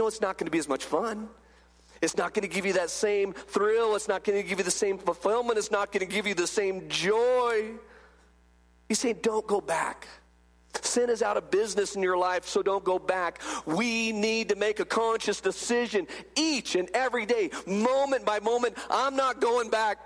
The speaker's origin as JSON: {"language": "English", "region": "California", "country": "United States", "tie": "born or raised there", "said": "I grew up in California, and when I was a little bitty guy, I remember I'm like 8 years old, my dad would take me down"}